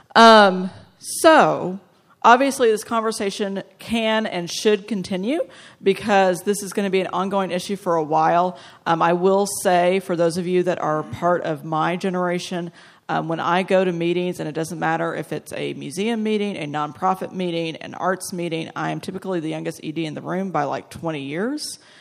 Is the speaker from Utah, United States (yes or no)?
no; Texas, United States; my home state next year, Austin, which is three hours from Dallas